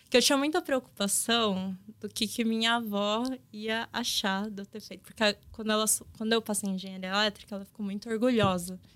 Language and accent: Portuguese; Pindamonhangaba, São Paulo, Brazil; eu cresci no interior, né, de São Paulo. Eu cresci em Pindamonhangaba, ali na região do Vale do Paraíba. É uma região muito industrial.